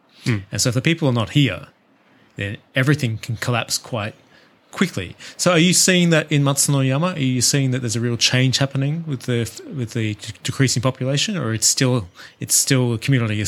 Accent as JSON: {"language": "English", "country": "Australia", "moved": "yes", "lives_now": "Japan", "said": "my home country of Australia"}